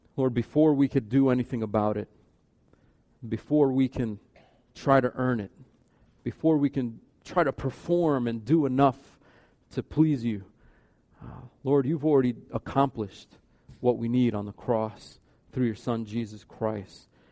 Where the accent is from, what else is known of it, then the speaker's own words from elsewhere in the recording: United States; we grew up in America.